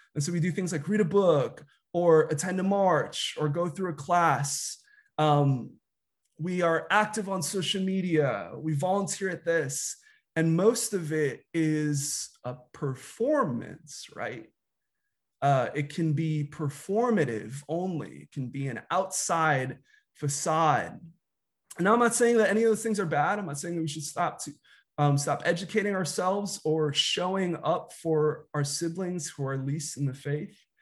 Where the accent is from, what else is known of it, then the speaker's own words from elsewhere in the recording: Chicago, Illinois, United States; I was, uh, a kid growing up in Chicago in the nineties